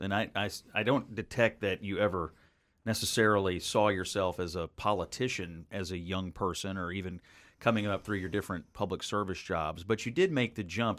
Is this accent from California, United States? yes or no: no; Western Kentucky, United States; I grew up in Western Kentucky